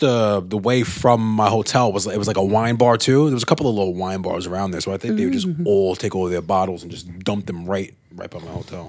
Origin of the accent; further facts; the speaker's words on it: Scotland, United Kingdom; mate, I'm from Scotland, mate. That's fucking freezing up there.